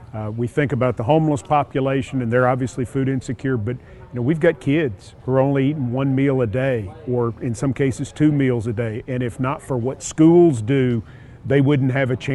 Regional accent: Franklin, Tennessee, United States; my hometown of Franklin

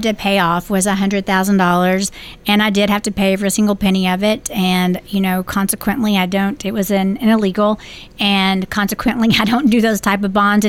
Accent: Beech Grove, Tennessee, United States; But also, this is my hometown, even though right. I was raised in Beech Grove.

